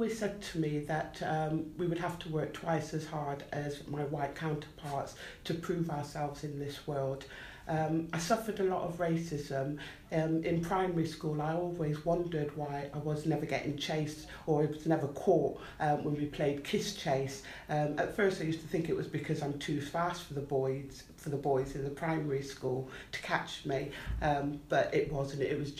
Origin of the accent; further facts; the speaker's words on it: Bristol, South West England, United Kingdom; So I grew up on a predominantly white working class council estate in Southmead, Bristol, which is approximately 26 miles, a 30-minute drive away from Weston-super-Mare.